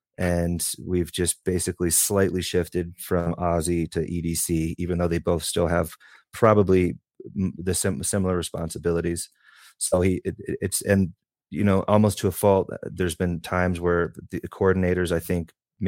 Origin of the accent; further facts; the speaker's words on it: Baltimore, Maryland, United States; born there; I was born in Johns Hopkins. I'm an Army brat, so never anywhere for more than a couple of years.